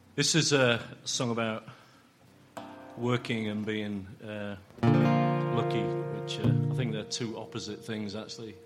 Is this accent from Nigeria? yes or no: no; England, United Kingdom; we as the English